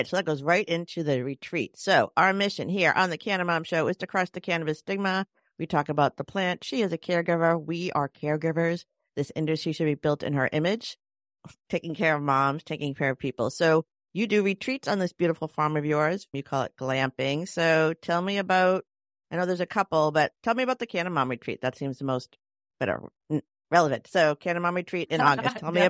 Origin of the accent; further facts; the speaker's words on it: Chicago, Illinois, United States; we're from Chicago, though.